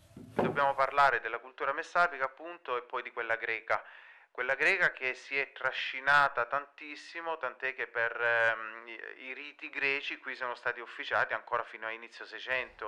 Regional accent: Terra d'Otranto, Apulia, Italy; proprio la mia terra aveva questo legame fortissimo con l'altra sponda

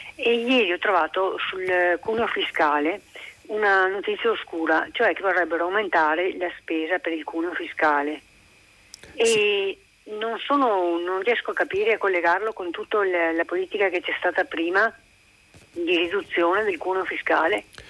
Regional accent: Budapest, Hungary; moved away as an adult; now in Italy; sono nata e cresciuta in Ungheria fino agli anni 70, poi sono venuta in Italia sposandomi

